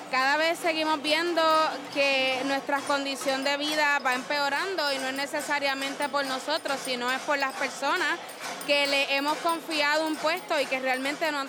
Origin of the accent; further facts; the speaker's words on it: Peñuelas, Puerto Rico; Yo soy de Peñuela, así que esto me tocó extra fuerte porque tengo mis familiares allá